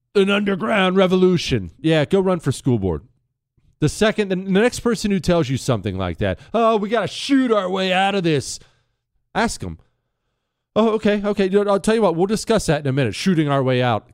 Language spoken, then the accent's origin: English; Ohio, United States; I was born in Ohio